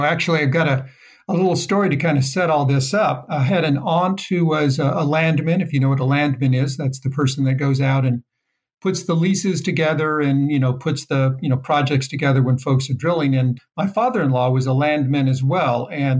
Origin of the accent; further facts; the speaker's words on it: Southwest, United States; also born or lived in New Mexico / California / Texas / Utah; No, I grew up kind of in the Southwest.